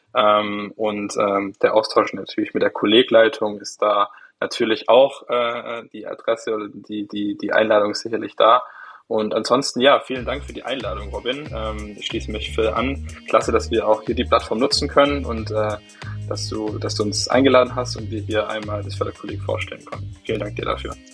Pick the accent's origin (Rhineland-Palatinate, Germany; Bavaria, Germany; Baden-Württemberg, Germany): Baden-Württemberg, Germany; Swabian Jura; ich komme aus von der Schwäbischen Alb